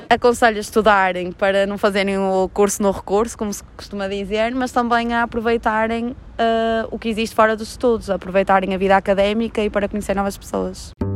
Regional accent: Granada, Andalusia, Spain; Portuguese is a second language; moved away as an adult; now in Porto, Portugal; sou de Granada, que está ao sul da Espanha

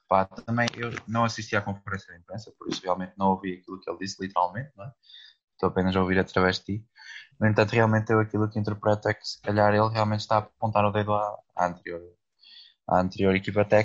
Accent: Portugal; sou português

